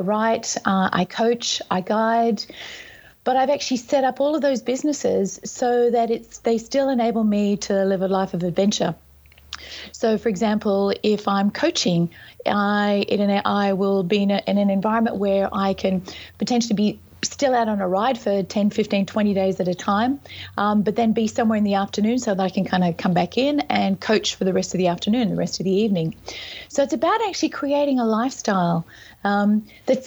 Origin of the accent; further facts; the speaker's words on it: Sydney, New South Wales, Australia; also born or lived in Whistler, Canada; I'm from Sydney, Australia, and also from Whistler, Canada